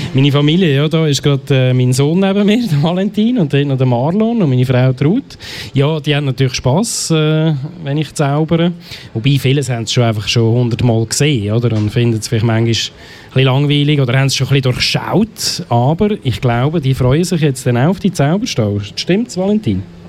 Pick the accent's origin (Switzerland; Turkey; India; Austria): Switzerland; Biberstein, Aargau; bin aus Biberstein